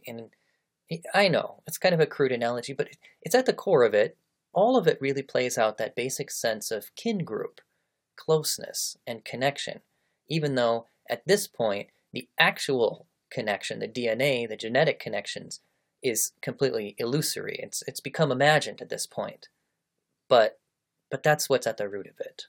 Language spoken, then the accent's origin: English; United States; also born or lived in Japan / Malaysia; I am an American. it's it's where I was born, it's how I was raised, it's who I am